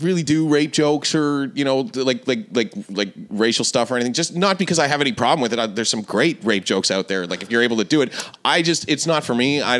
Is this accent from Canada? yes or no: yes; Toronto, Ontario, Canada; moved away as an adult; also born or lived in St. John's, Newfoundland; I grew up in Toronto.